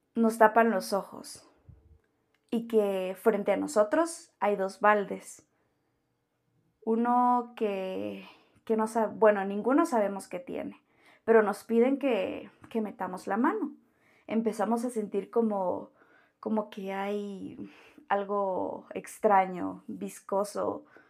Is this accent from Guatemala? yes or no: yes; Guatemala; soy de Guatemala